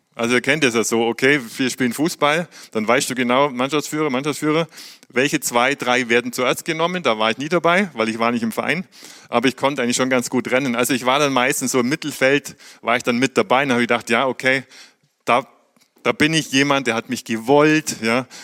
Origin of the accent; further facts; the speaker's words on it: Germany; wir haben in aller Welt Botschaften als Deutsche